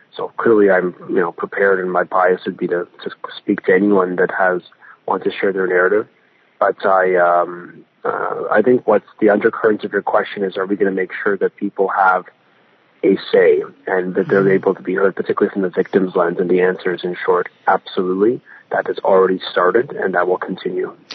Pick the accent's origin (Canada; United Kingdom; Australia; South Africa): Canada; Vaughan, Ontario; also born or lived in King, Ontario; I live in a beautiful community where I grew up in Vaughan and King